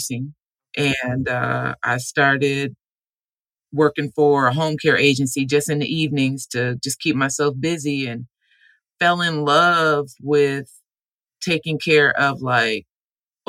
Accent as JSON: {"language": "English", "town": "Omaha", "region": "Nebraska", "country": "United States", "tie": "born or raised there", "moved": "as an adult", "said": "I'm from Omaha, Nebraska. I was born there"}